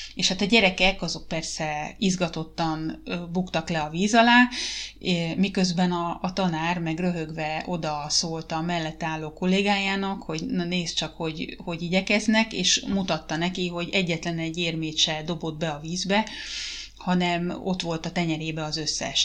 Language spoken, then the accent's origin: Hungarian; Hungary; moved away as an adult; now in Finland; az én gyerekkorom volt Magyarországon